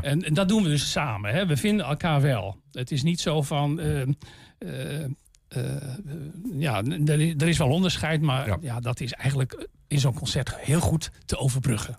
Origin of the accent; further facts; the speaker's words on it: Zeeland, Netherlands; now in Almelo, Netherlands; ik, kom, van oorsprong niet uit Twente. Ik ben een Zeeuw